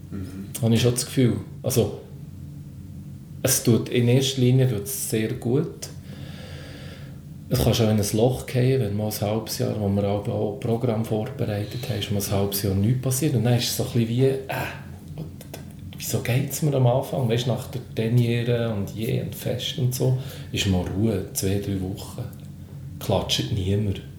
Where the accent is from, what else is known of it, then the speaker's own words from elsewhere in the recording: Bern, Switzerland; Es war natürlich noch eine spezielle Situation, als Berner Gruppe auf dem Hausberg, aus diesem Festival, wo ich noch viel aus der Jugend kenne